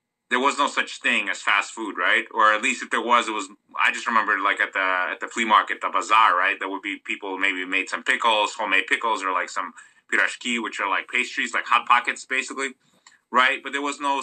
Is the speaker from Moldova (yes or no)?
yes; Moldova; now in United States; when I was growing up, I'm from Moldova. Okay, I'll just say it. So I'm from Moldova